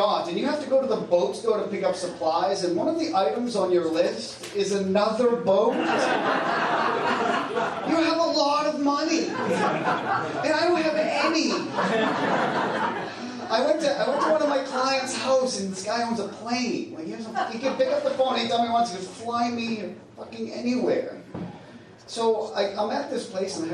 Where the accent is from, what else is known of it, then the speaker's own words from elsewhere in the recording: Salem, Massachusetts, United States; moved away as an adult; now in Nantucket, United States; I grew up in Salem, so I went to Marblehead a lot